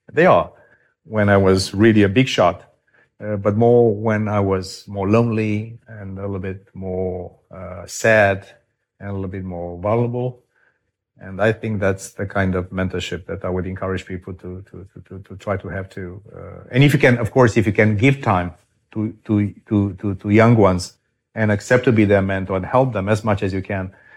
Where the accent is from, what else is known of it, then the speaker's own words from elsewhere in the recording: Romania; moved away as an adult; my home country of Romania